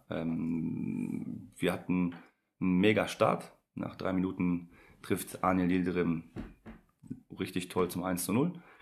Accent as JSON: {"language": "German", "country": "Poland", "said": "war Jugendnationalspieler in der U16 für, für mein Heimatland Polen."}